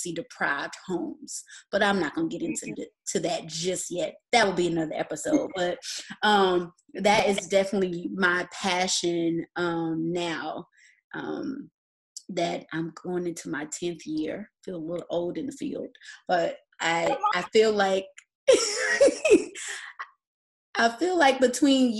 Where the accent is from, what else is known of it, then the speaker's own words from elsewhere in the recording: Atlanta, Georgia, United States; also born or lived in Nashville, Tennessee; I am originally from Atlanta, Georgia, and I am still here today